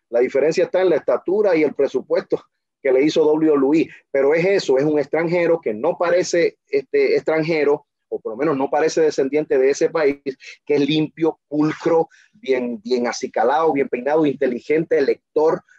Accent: Dominican Republic; now in Puerto Rico; Yo no soy el típico dominicano que el puertorriqueño, porque estamos en el mercado de Puerto Rico, que el puertorriqueño identifica.

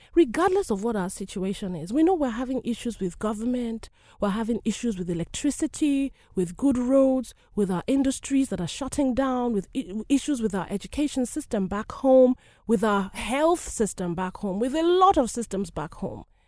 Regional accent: Nigeria; a Nigerian woman, being born and raised in Nigeria

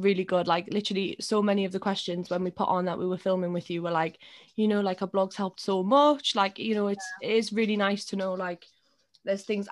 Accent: Newcastle upon Tyne, North East England, United Kingdom; we're both really lucky that we're in Newcastle, but we're also from Newcastle

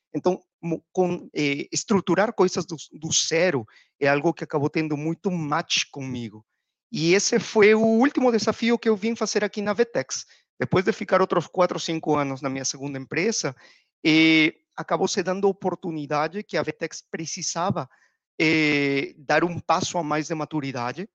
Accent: Peru; Portuguese is a second language; moved away as an adult; also born or lived in United States / Panama; now in Brazil; já pelo sotaque deve ter dado para perceber que eu não sou brasileiro, sou peruano

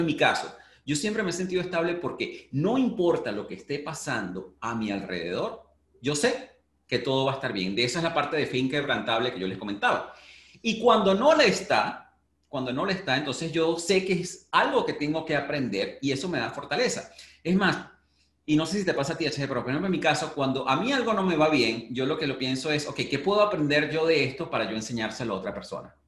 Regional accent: Venezuela; moved away; nací en Venezuela

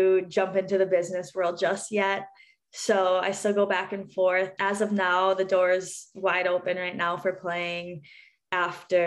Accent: Minnesota, United States; moved away; growing up in Minnesota

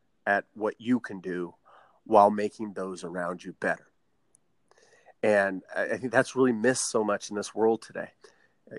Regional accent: Southern Nevada, United States; we're born and raised in Southern Nevada. And so I always got to stay home and be in one market.

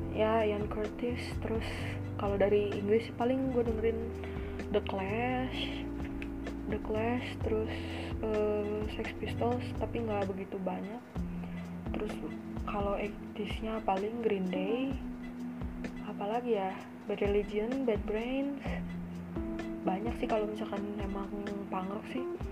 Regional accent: Bandung, West Java, Indonesia; gue orang Bandung

